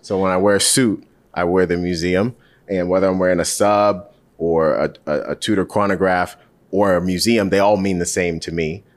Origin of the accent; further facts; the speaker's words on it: Charlotte, North Carolina, United States; I grew up in Charlotte